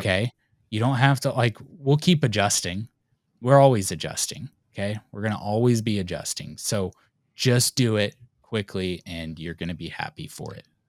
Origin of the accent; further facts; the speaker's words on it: United States; we're American